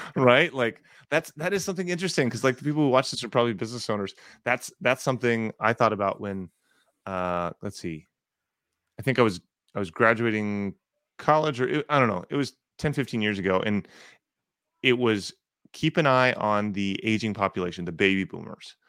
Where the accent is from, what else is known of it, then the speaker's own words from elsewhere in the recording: North Texas, United States; I grew up in North Texas